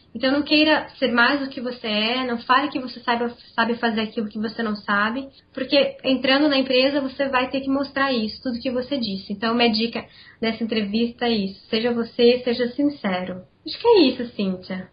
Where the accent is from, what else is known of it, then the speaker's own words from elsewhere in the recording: Campinas, São Paulo, Brazil; sou aqui de Campinas, onde eu trabalho